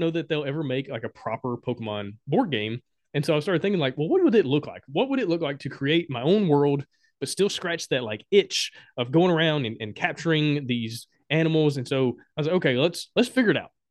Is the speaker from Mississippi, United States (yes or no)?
no; Alabama, United States; moved away as an adult; also born or lived in Honduras; I'm from Alabama